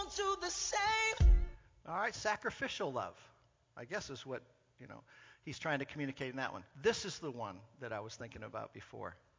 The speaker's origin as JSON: {"language": "English", "area": "Orange County", "region": "California", "country": "United States", "tie": "born or raised there", "said": "I grew up in Southern California, in Orange County, California"}